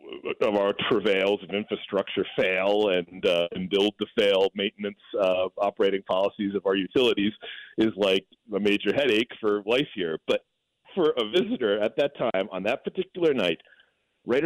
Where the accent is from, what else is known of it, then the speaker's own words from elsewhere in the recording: New England, United States; moved away as an adult; now in New Orleans, United States; I grew up in New England.